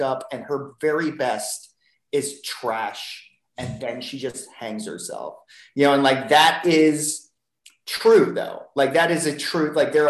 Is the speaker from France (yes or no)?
no; Ohio, United States; moved away; a house on the corner of the block where I grew up in Ohio